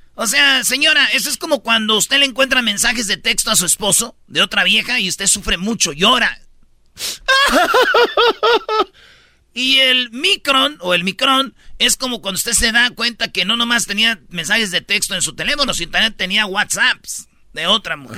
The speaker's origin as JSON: {"language": "Spanish", "country": "Mexico", "said": "somos mexicanos"}